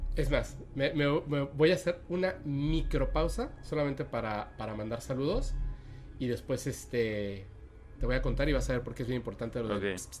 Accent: Mexico; also born or lived in Mérida, Yucatán; yo soy mexicano y de hecho estamos en una parte como ni siquiera en la parte central de México

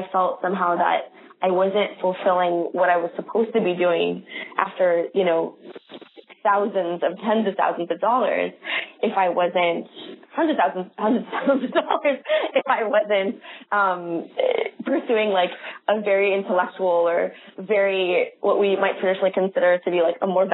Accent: San Jose, California, United States; in San Jose, California, which is my hometown

